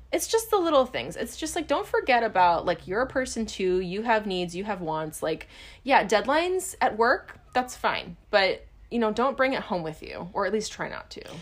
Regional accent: Hawaii, United States; we grew up in Hawaii

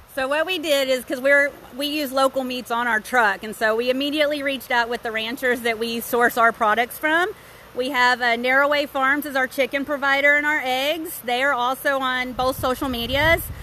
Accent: Dallas, Texas, United States; We're from Dallas.

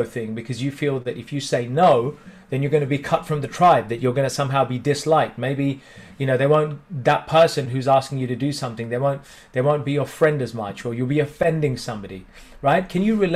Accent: India; In Indian culture, especially, and being Indian

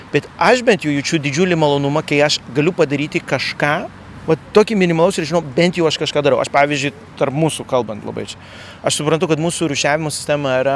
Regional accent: Lithuania; kaip lietuviai mums patinka išeiti į gamtą

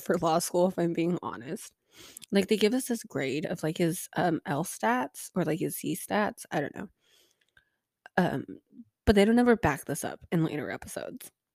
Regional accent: United States; as an American

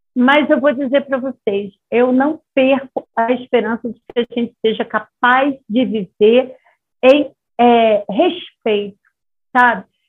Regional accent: Rio de Janeiro, Brazil; moved away; na minha cidade natal, que é uma cidade mais liberada, é Rio de Janeiro

